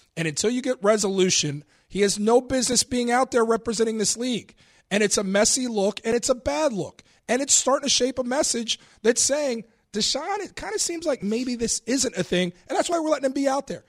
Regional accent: Cincinnati, Ohio, United States; Growing up in Cincinnati, loving the Bengals

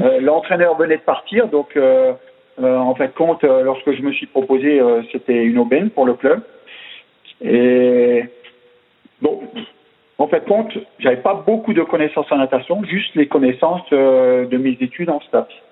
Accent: Alsace, Grand Est, France; accent: Alsatian; c'était un petit club en Alsace bah, mhm. On l'entendra dans mon accent

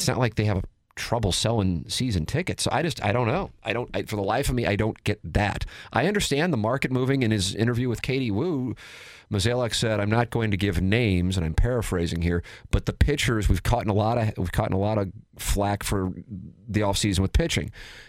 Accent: St. Louis, Missouri, United States; born or raised there; also born or lived in Little Rock, Arkansas

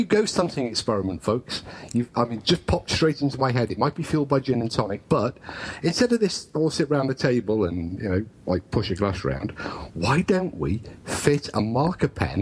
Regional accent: England, United Kingdom; being English

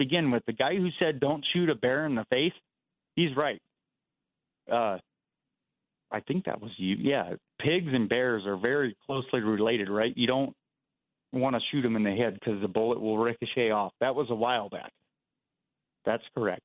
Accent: Iowa, United States; I was born in Iowa. We lived in this massive house, had like four stories

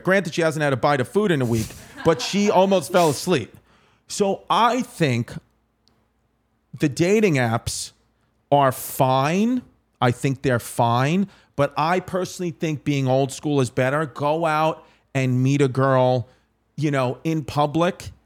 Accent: New York City, New York, United States; also born or lived in Staten Island; I was raised in Ridgewood, Queens, like Queens, Brooklyn.

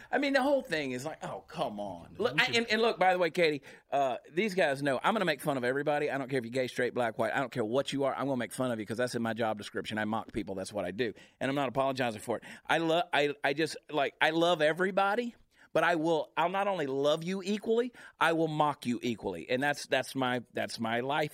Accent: Augusta, Georgia, United States; CJ and I are from the same hometown in Augusta, Georgia

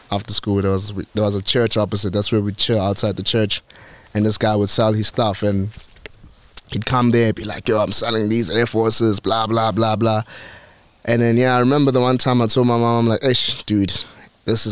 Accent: Kempton Park, Gauteng, South Africa; I'm from Kempton.

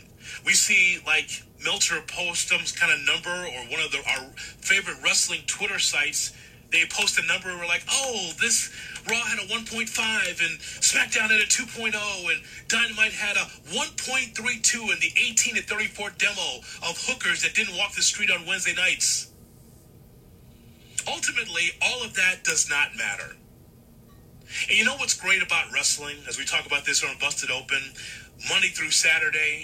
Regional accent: Chicago, Illinois, United States; I grew up in Chicago in the territory days

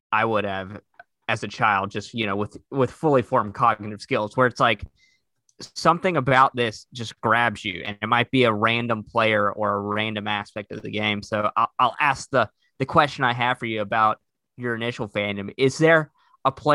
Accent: Durham, North Carolina, United States; accent: Southern; I am from Durham, North Carolina.

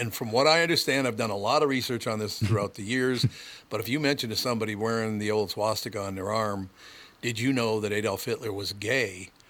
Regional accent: Minnesota, United States; I'm from Minnesota.

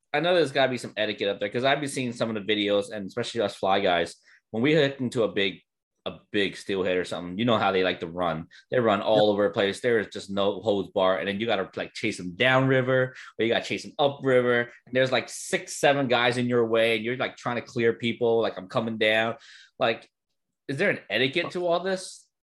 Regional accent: New Jersey, United States; I'm from Jersey, so I know what combat fishing is

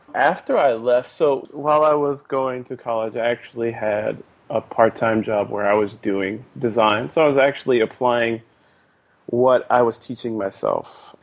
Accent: Fort Washington, Maryland, United States; now in Oakland, United States; spent most of my life in Fort Washington, Maryland

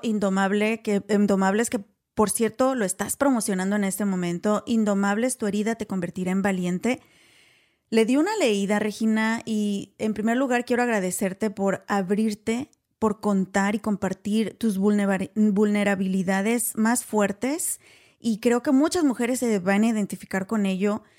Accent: Mexico; Tú y yo somos de México

